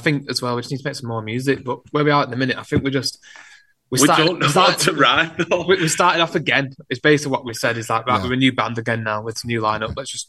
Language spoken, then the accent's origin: English; Wigan, North West England, United Kingdom; now in Wigan, United Kingdom; Because I'm from Wigan.